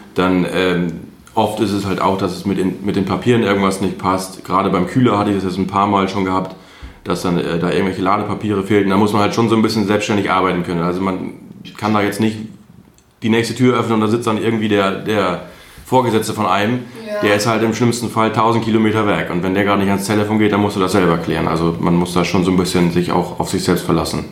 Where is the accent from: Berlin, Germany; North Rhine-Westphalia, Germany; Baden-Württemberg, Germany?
North Rhine-Westphalia, Germany; Altenberge; moved away as an adult; now in Diepholz, Germany